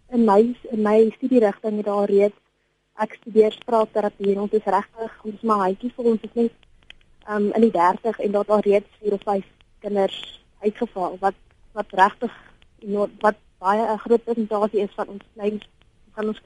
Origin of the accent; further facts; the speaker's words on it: Bloemfontein, Free State, South Africa; moved away as an adult; now in Stellenbosch, South Africa; En ek is van Bloemfontein af en ek moet sê, ek was in 'n briljante skool in Bloemfontein